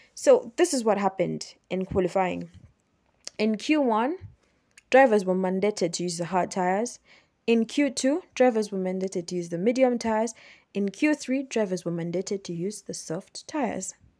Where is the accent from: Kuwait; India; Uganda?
Uganda; Kampala, Central Region; I am from Uganda. I'm from Kampala, Uganda.